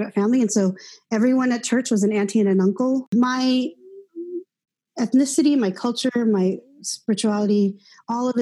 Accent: Seattle, Washington, United States; now in Los Angeles, United States; I was born here in Los Angeles, where I am now, and moved to Seattle early on. And so most of my life has been grown up. I grew up in Seattle, Washington.

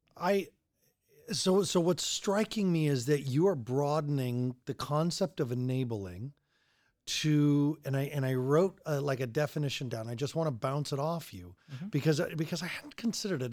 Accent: Colorado, United States; I'm from Colorado

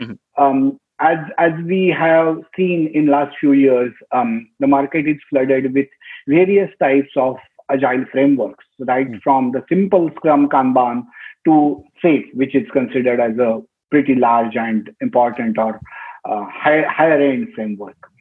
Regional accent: Pune, Maharashtra, India; moved away as an adult; go back to my hometown where I literally was born um, and brought up and started my career

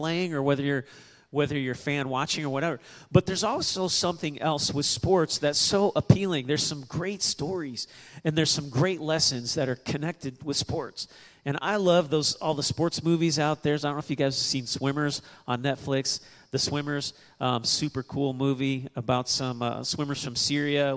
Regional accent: Kansas City, Missouri, United States; now in New Braunfels, United States; I was born in Kansas City, and all my family's from that part

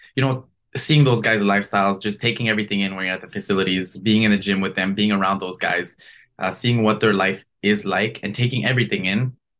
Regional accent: Canada; as a Canadian

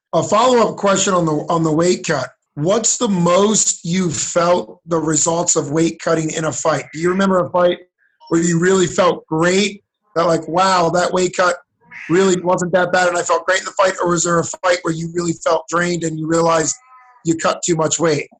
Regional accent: Allentown, Pennsylvania, United States; I grew up in Allentown, Pennsylvania

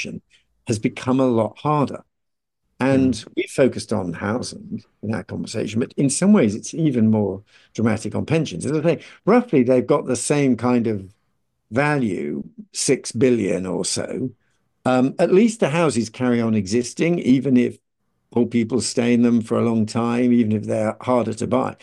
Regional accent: Birmingham, West Midlands, United Kingdom; I was brought up in Birmingham

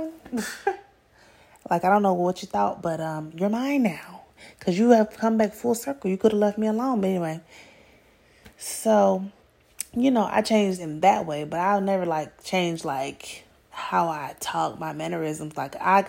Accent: Atlanta, Georgia, United States; I'm from Atlanta

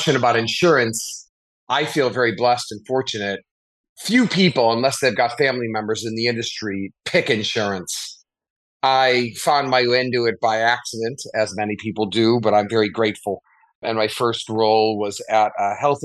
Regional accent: Chicago, Illinois, United States; I grew up in Chicago.

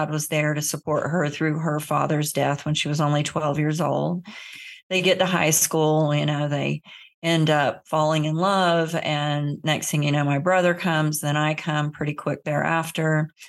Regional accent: Florida, United States; I grew up in the South in Central Florida in the Bible Belt.

